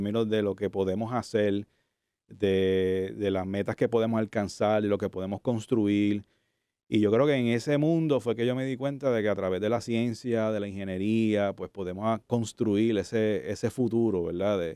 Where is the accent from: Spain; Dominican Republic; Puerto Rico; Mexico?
Puerto Rico; Cataño; also born or lived in Santurce, San Juan; yo nací en Santurce, de hecho. Ok, vecino. me crié en Cataño, eso sí, me crié en Cataño, Santurcino, eh, nací aquí. Eh, y soy de área metro, o sea, estudié en Bayamón, en la Discípulo de Cristo, que es un colegio evangélico.